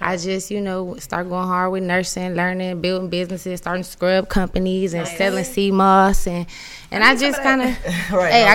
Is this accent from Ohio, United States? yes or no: yes; Toledo, Ohio, United States; moved away as an adult; now in Houston, United States; growing up in Toledo, Ohio. It was lit. You know, I had a kind of like a rough upbringing